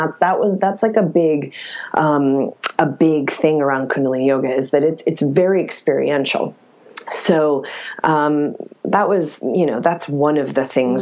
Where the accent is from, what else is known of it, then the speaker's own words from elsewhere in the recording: West Virginia, United States; now in Los Angeles, United States; I'm a girl from West Virginia